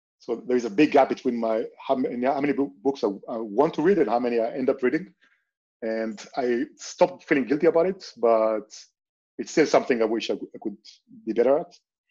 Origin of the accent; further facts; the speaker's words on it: Israel; moved away as an adult; now in Barcelona, Spain; I grew up in Israel